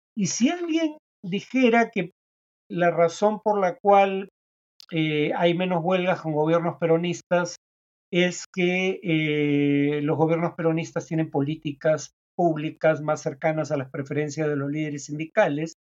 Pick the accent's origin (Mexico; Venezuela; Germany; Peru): Peru